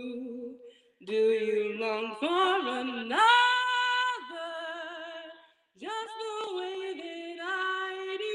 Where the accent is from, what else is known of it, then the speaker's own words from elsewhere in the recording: San Francisco, California, United States; I'm from San Francisco, California, and when I'm not pursuing art, I'm a tour guide